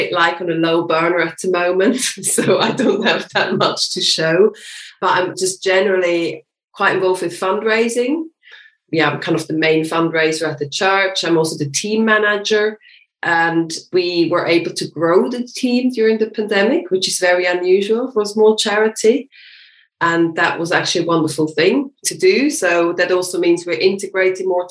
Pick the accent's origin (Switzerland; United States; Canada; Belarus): Switzerland; moved away as an adult; now in London, United Kingdom; I'm from Switzerland as well. And I live with my husband and with my little son, who is 3 years old, in Crouch End in North London